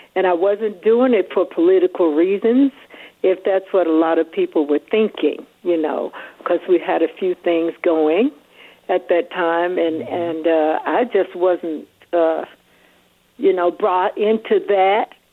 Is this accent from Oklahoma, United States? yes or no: no; Atlanta, Georgia, United States; I'm from Atlanta